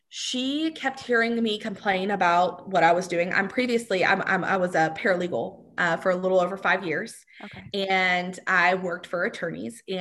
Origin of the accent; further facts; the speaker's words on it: Texas, United States; I'm not a meat person, and I'm from Texas.